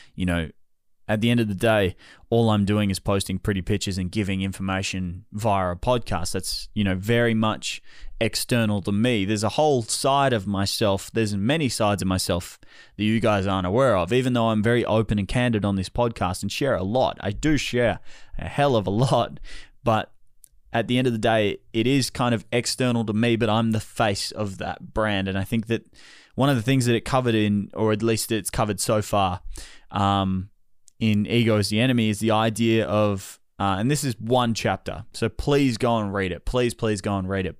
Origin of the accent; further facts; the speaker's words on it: Australia; as the Australian public here in Melbourne